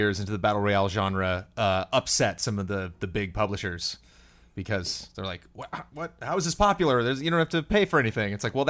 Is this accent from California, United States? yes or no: yes; California, United States; I grew up like in California, so I've like been to Joshua Tree and been camping a lot.